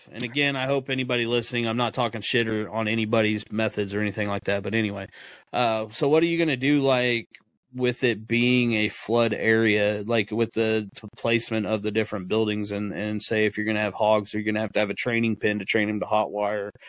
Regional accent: Florida, United States; I'm from Florida.

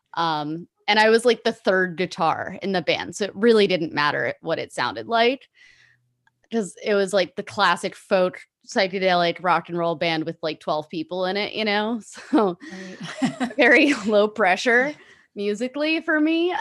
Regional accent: Pasadena, California, United States; born and raised in Pasadena in Los Angeles

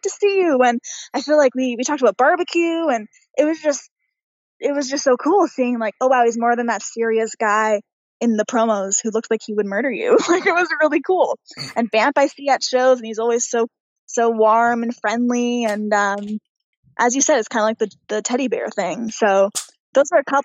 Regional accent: Pickering, Ontario, Canada; I'm this girl from Pickering, Ontario

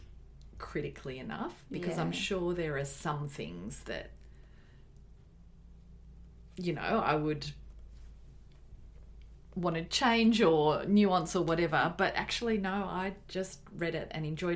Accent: Australia; we're Australian

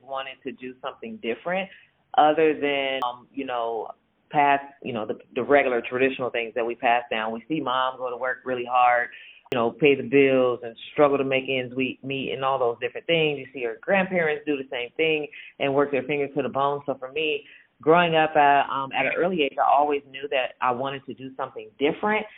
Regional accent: San Francisco Bay Area, California, United States; I grew up in the San Francisco Bay Area

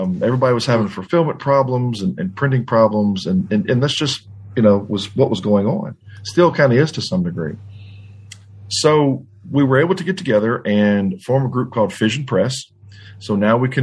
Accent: Louisiana, United States; I'm from Louisiana and around not too far from the New Orleans area

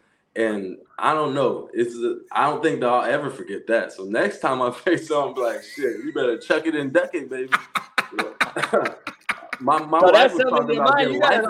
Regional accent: Portland, Oregon, United States; My hometown in Portland

